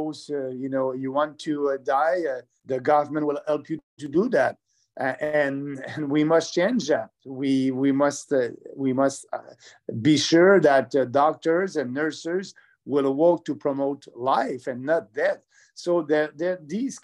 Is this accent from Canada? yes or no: yes; Quebec, Canada; I'm from Quebec